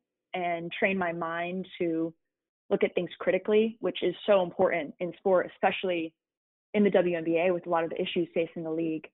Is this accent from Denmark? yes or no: no; Connecticut, United States; growing up in Connecticut